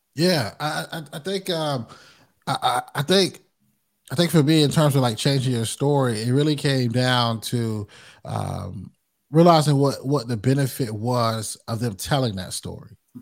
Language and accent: English; Rocky Mount, North Carolina, United States; also born or lived in Greensboro, North Carolina; Rocky Mountain's where I'm born